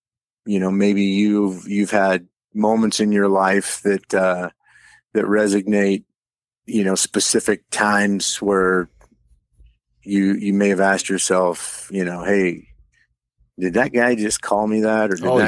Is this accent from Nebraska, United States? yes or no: yes; North Platte, Nebraska, United States; growing up in the Midwest, you know, North Platte, you know, right in the smack dab, almost the center of the state, is, you know, probably considered, you know, rural for the most part.